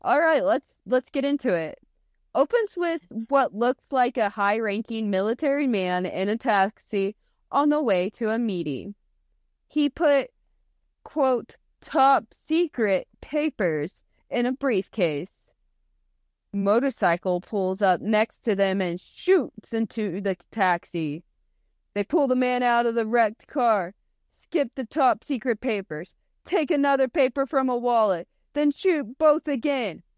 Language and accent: English; United States; we're Americans